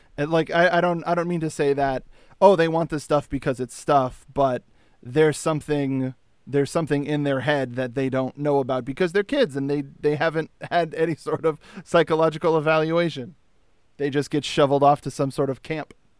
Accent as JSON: {"language": "English", "region": "California", "country": "United States", "said": "I'm from Earth, California"}